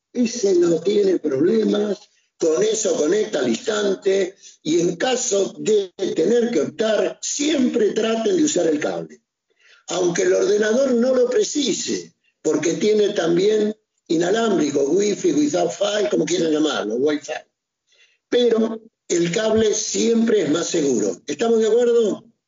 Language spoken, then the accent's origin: Spanish; Argentina; yo, que soy argentino, me vine a Europa